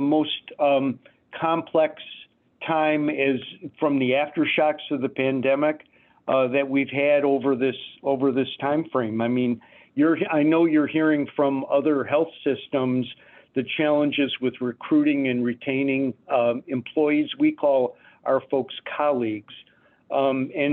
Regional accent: Detroit, Michigan, United States; moved away; also born or lived in Phoenix, Arizona; I grew up in Detroit

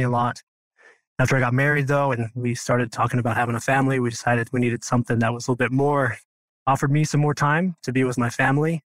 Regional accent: Idaho, United States; moved away as an adult; now in St. George, United States; I'm from Idaho. Originally, I grew up on a farm, just a very small town with a big family

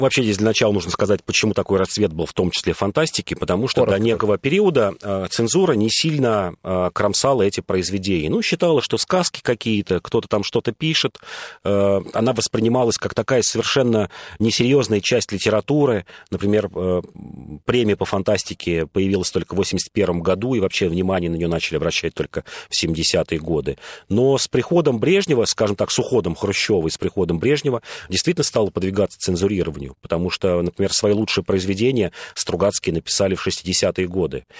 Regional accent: Moscow, Russia; я москвич, и нам, и мы тут многие москвичи

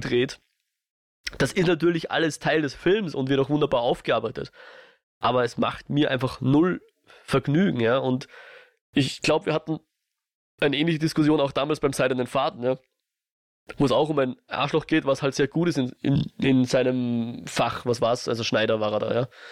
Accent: Austria; ich als Österreicher

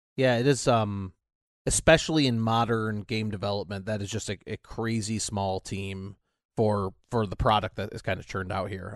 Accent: United States

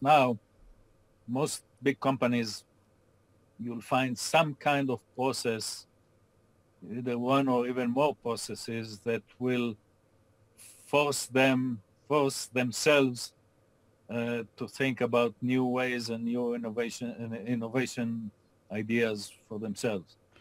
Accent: Israel; moved away as an adult; now in Austin, United States; I grew up in Israel, went to school in Israel, and started my career working for American companies in Israel

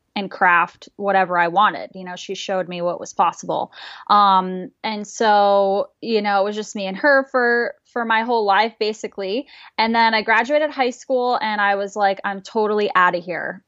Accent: Manchester, New Hampshire, United States; moved away; I was born and raised in Manchester, New Hampshire, which is just a small town about 45 minutes from Boston

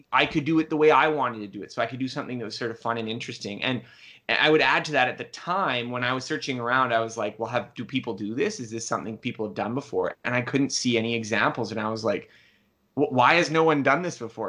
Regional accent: Canada; I'm Canadian

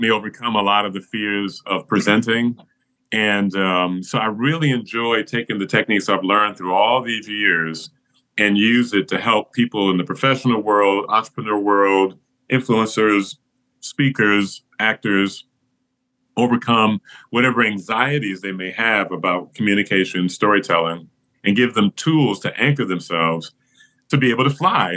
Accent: Flint, Michigan, United States; I grew up in Flint, Michigan

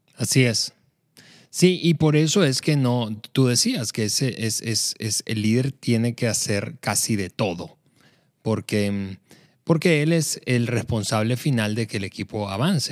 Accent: Venezuela; en el país en el que crecí, en Venezuela

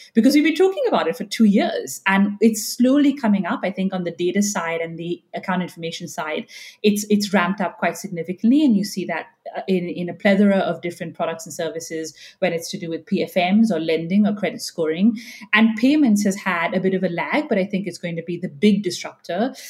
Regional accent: India; moved away; I'm Indian and I grew up there

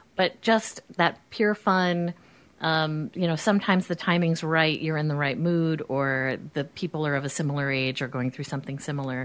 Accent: New Jersey, United States; I'm from New Jersey

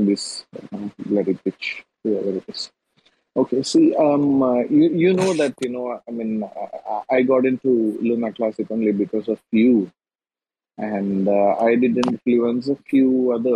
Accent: India; I'm an Indian

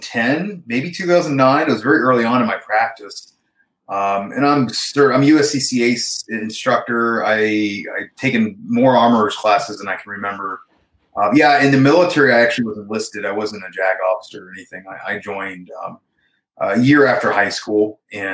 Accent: Piqua, Ohio, United States; grew up, born and raised in Ohio, small town called Piqua

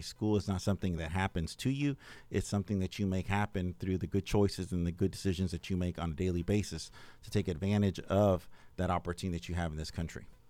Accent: Arcadia, Florida, United States; moved away; also born or lived in Henry County; I grew up in Arcadia, Florida

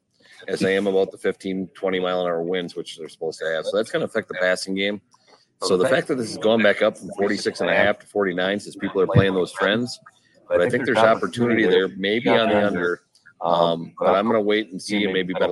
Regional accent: Wisconsin, United States; up in Wisconsin, you know, my hometown.

